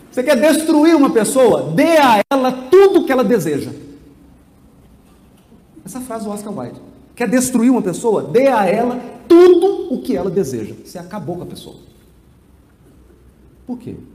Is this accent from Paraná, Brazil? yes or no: no; Piracicaba, São Paulo, Brazil; born there; eu nasci em Piracicaba e vou ficar em Piracicaba até o final do universo.